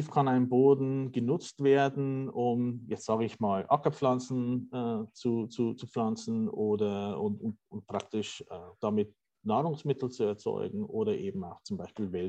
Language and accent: German; Bavaria, Germany; ich sage jetzt mal aus meiner Heimat, dem, äh, dem bayerischen äh, Lösshügelland.